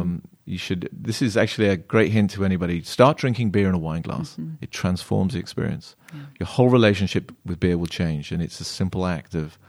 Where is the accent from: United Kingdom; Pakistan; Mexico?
United Kingdom; England; I'm an Englishman, with a little boiled spinach, some really bad for me French sauce.